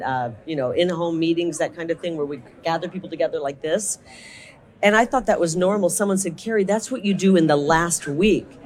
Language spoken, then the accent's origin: English; Iowa, United States; I'm from Iowa. Not a farm girl, but I grew up in the country near farmers